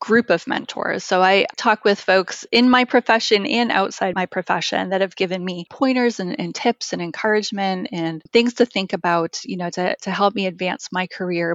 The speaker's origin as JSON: {"language": "English", "region": "Massachusetts", "country": "United States", "tie": "born or raised there", "said": "I was born and raised in Massachusetts"}